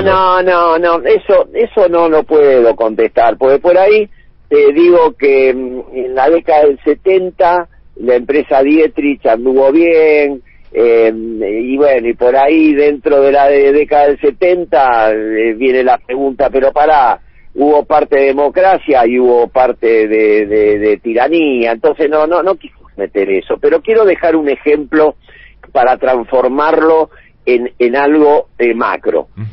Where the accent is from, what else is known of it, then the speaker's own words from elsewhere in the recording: Argentina; yo soy argentino hasta, hasta, la, hasta la médula